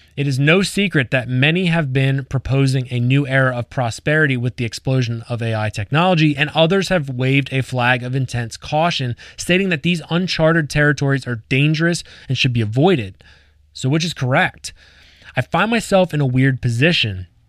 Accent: Lancaster County, Pennsylvania, United States; I grew up in Lancaster County, Pennsylvania

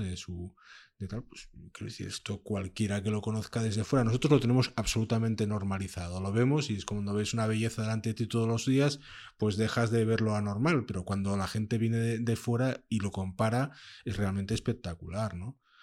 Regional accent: Gijón, Asturias, Spain; Yo nací en Gijón y aunque me considero un asturiano nómada

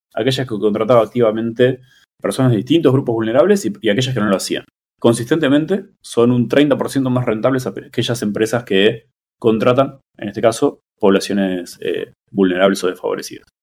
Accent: Buenos Aires, Argentina; moved away; also born or lived in Mexico City; soy de Buenos Aires, donde no hay temblores

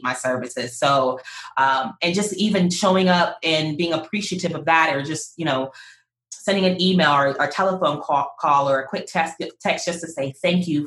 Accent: Pittsburgh, Pennsylvania, United States; moved away; I'm originally from Pittsburgh

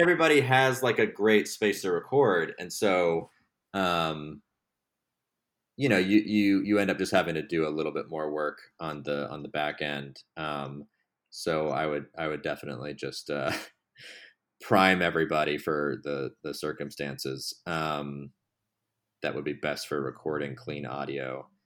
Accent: Texas, United States; moved away as an adult; now in Los Angeles, United States; I'm from Texas originally. I moved out to Los Angeles in twenty fourteen to work in television

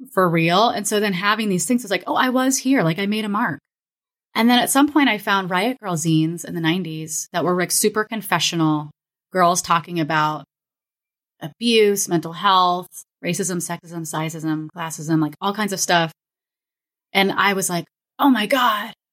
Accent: Florida, United States; also born or lived in Kansas; I'm from. We, I grew up in Florida and Kansas.

